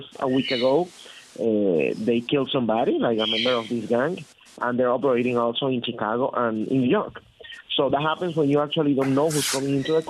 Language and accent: English; Venezuela; English is a second language; now in United States; I'm from Venezuela